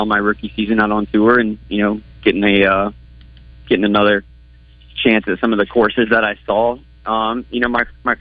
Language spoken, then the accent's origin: English; Edmond, Oklahoma, United States; also born or lived in Texas; I was born in Texas. I really grew up in Edmond, Oklahoma